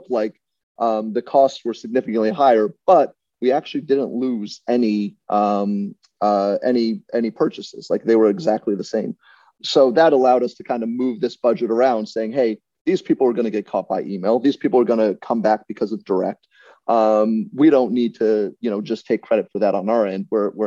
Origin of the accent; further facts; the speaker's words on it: Virginia, United States; growing up in Virginia